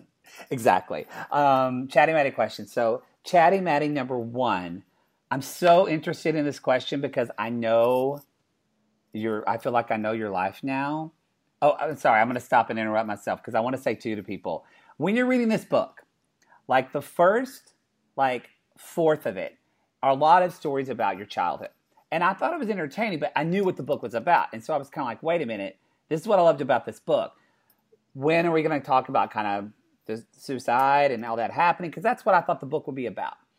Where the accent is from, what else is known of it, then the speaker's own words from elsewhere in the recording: Oklahoma, United States; moved away; I'm from Oklahoma